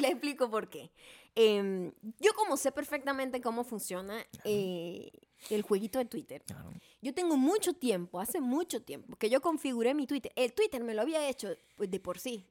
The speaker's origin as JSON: {"language": "Spanish", "country": "Venezuela", "tie": "born or raised there", "moved": "as an adult", "lives_now": "United States", "said": "nosotros que somos venezolanos, vivimos allá nuestra mayor parte de nuestra vida"}